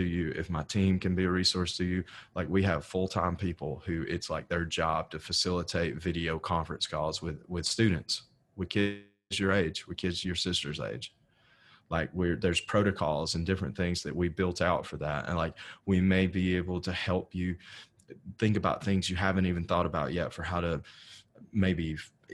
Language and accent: English; North Alabama, United States; moved away; also born or lived in West Texas; So I'm originally from North Alabama